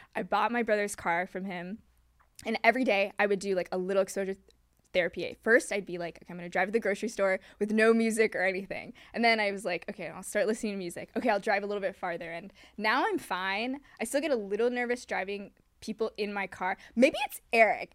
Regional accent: Hong Kong; also born or lived in New York; now in Los Angeles, United States; I was born in Hong Kong

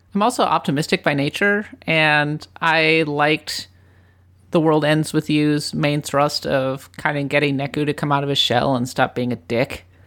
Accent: Minnesota, United States; moved away as an adult; also born or lived in Japan; having grown up in Minnesota

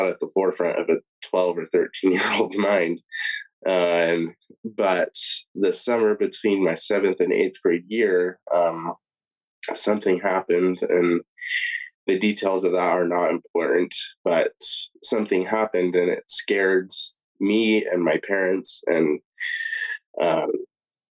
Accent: Tucson, Arizona, United States; moved away as an adult; also born or lived in Wichita, Kansas; now in Logan, United States; I was born and raised in Tucson, Arizona

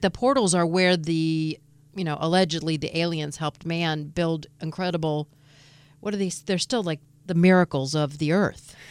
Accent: Detroit, Michigan, United States; I'm from Detroit

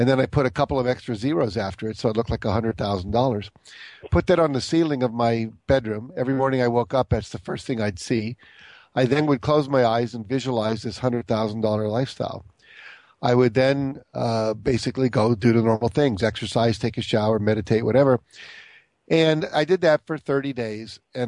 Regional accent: Texas, United States; born there; Well, I was born in Texas to a father who was in the Air Force.

